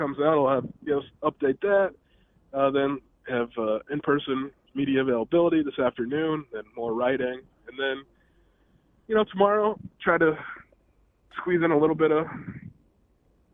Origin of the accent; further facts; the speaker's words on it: Eureka, Illinois, United States; moved away as an adult; I'm from Eureka